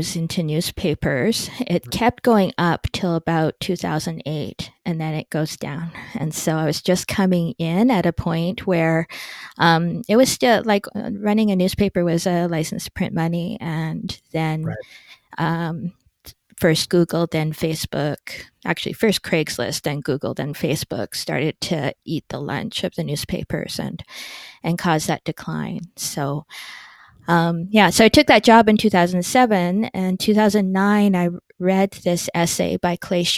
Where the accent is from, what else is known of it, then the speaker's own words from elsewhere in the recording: Edmonton, Alberta, Canada; the Edmonton Journal, which was my hometown paper